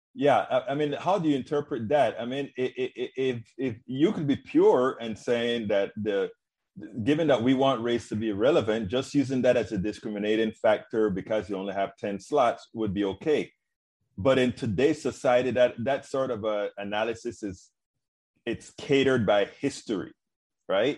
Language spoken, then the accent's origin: English; Panama; moved away; I'm originally from Panama, Central America